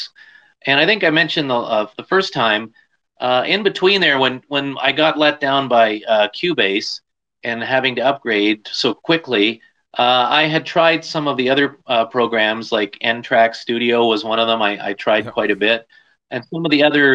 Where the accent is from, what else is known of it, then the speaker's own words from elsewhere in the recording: Canada; I'm Canadian